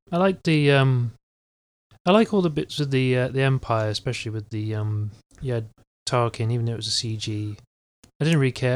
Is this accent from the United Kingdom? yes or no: yes; England, United Kingdom; I'm English